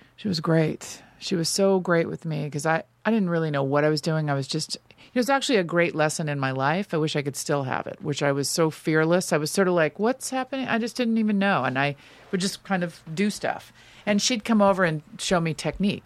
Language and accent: English; Los Angeles, California, United States; also born or lived in New York; I grew up all around Los Angeles, but I ended up on the West Side